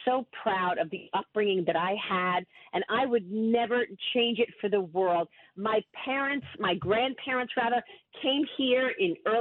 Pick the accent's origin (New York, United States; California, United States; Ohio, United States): New York, United States; New York City; accent: Brooklyn; my Brooklyn accent comes out